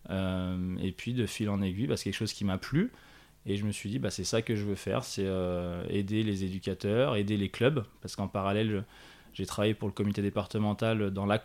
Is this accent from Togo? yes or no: no; Annecy, Auvergne-Rhône-Alpes, France; now in Chablais, France; je suis originaire d'Annecy.